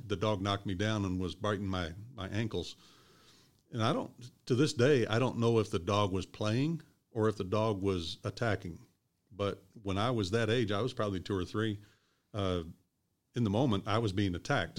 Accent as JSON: {"language": "English", "town": "Louisville", "region": "Kentucky", "country": "United States", "tie": "born or raised there", "also_born_or_lived": "Evansville, Indiana", "said": "I was born in Evansville, and I grew up in Louisville"}